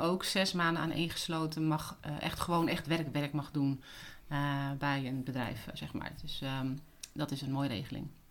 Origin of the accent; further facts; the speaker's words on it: Utrecht, Netherlands; moved away as an adult; also born or lived in Cape Town, South Africa / Sydney, Australia / Singapore / London, United Kingdom; ik kom uit Utrecht